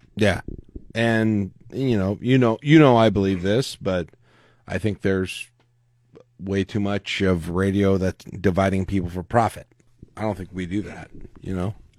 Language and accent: English; Lincoln, Nebraska, United States; I grew up here in Lincoln